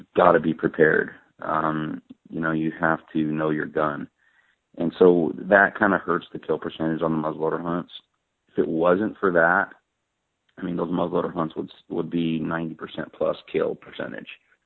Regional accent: Arizona, United States; I'm an Arizona resident, I'm from Arizona

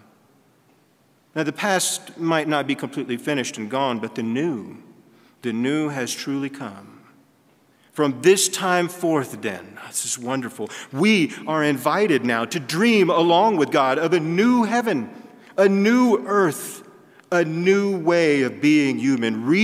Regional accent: Texas, United States; moved away; I'm from Texas, and anything below 85 is in the blue for me

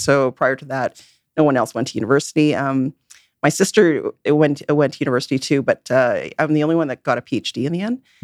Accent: Vancouver, British Columbia, Canada; I'm born and raised in Vancouver

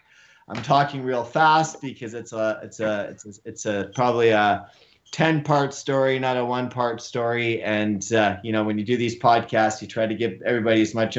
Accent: North Vancouver, British Columbia, Canada; born and raised in North Vancouver, BC

